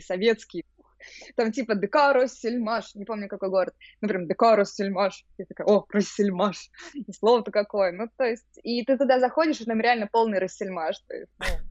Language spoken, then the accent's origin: Russian; Kazan, Tatarstan, Russia; moved away as an adult; also born or lived in Saint Petersburg; now in Haifa, Israel; Я еще родом из Казани, просто последние 8 лет вот перед, перед переездом в Израиль я прожила в Питере